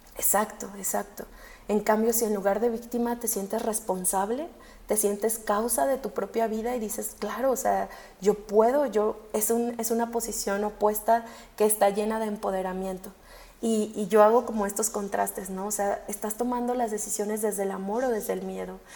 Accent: Mexico

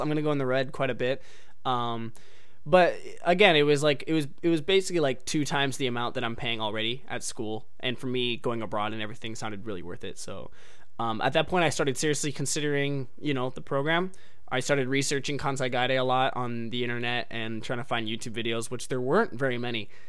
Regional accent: United States; I'm an American

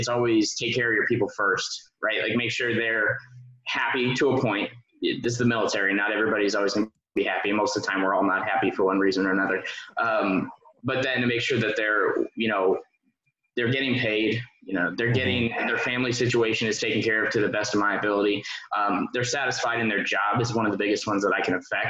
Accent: Indiana, United States; moved away as an adult; also born or lived in Twentynine Palms, California; I still work with my unit that's back in my home state in Indiana. I worked with them since I was a cadet

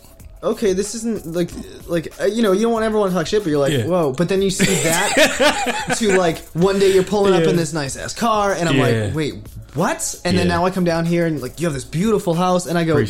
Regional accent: New England, United States; also born or lived in Virginia; growing up, especially in New England, where, you know, I'm right, I'm 20 minutes from Harvard and MIT.

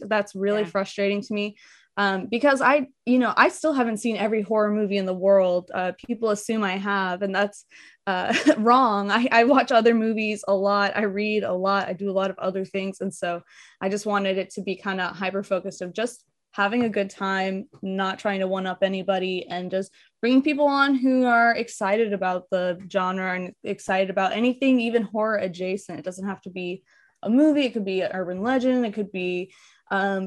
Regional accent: Tulsa, Oklahoma, United States; also born or lived in Chicago; I was born in Chicago, but I would not say that I'm from Chicago, because I've lived in Tulsa for 20 of my 26 years, so I'm from Tulsa essentially

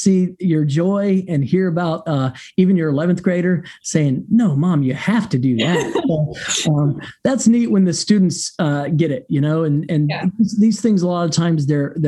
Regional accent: Ohio, United States; I grew up in Ohio and family in Michigan

